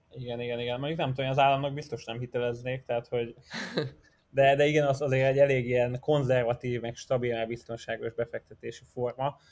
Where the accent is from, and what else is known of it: Hungary